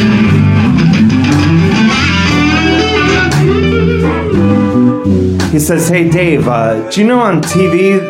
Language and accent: English; Cleveland, Ohio, United States; moved away; I'm from Cleveland.